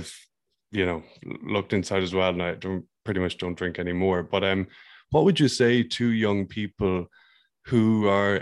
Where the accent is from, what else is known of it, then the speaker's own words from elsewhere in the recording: Ireland; I grew up in Ireland